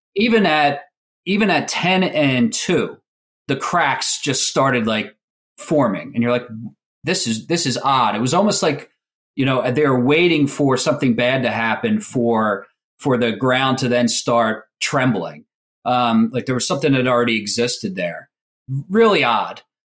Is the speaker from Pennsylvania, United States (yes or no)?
yes; Philadelphia, Pennsylvania, United States; growing up in Philly